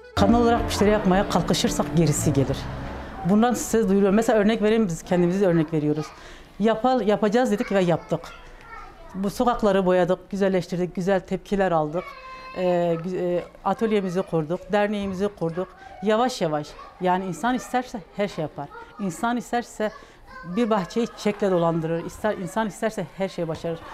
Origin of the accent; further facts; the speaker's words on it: Batman Province, Turkey; 1976 ee, Batman doğumluyum.